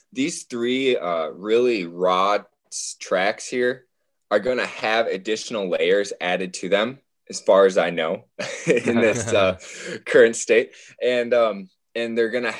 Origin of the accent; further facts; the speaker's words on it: Holmen, Wisconsin, United States; I was born in Holman, Wisconsin, on a 900-acre farm with four older brothers